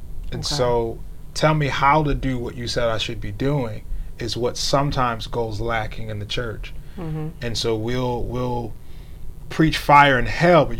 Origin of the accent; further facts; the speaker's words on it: Wilmington, United States; So, I grew up primarily in the Baptist church. {S0} Okay. {S1} And it was in the city of Wilmington.